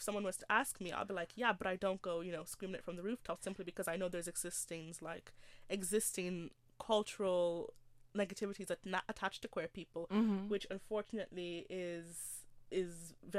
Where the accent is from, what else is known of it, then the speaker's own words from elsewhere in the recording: Nigeria; I love my culture. I love being Nigerian.